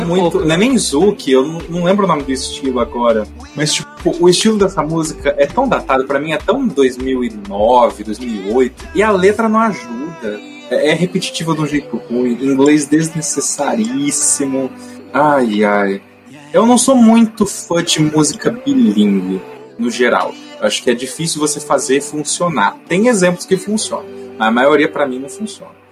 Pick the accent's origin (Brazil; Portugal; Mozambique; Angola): Brazil